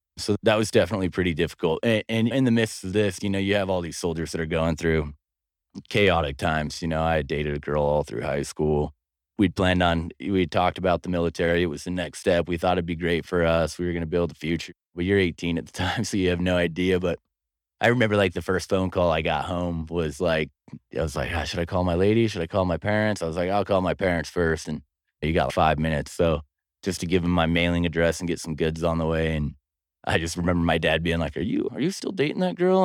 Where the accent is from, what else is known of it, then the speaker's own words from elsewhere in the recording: Pocatello, Idaho, United States; I was born and raised here in Pocatello, Idaho